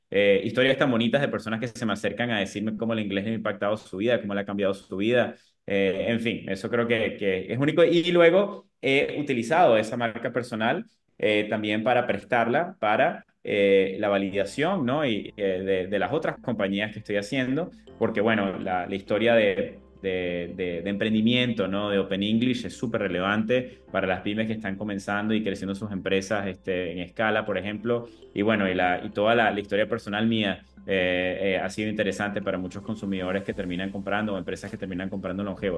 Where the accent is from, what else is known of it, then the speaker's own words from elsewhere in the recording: Venezuela; moved away as an adult; now in United States; Siendo venezolano en esa época